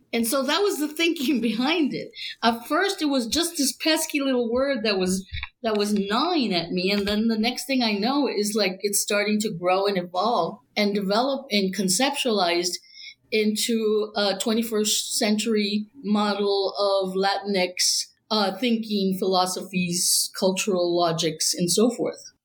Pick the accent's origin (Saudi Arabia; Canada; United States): United States; Laredo, Texas; I'm from Laredo, Texas, which is right on the border to Mexico. So I grew up in a kind of transnational uh, ambiente.